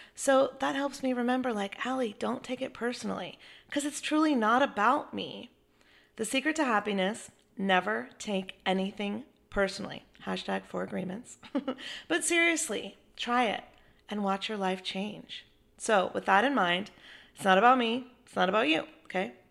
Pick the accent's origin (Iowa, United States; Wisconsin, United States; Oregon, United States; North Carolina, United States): North Carolina, United States; Chapel Hill; my hometown of Chapel Hill. You know, I grew up watching him play basketball.